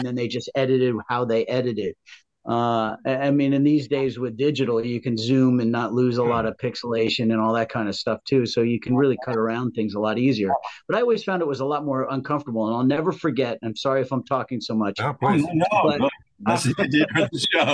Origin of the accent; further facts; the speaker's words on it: Rye, New York, United States; I'm from Rye, New York, very conservative